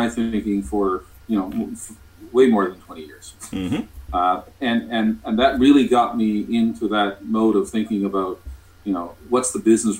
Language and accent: English; Canada; I'm from Canada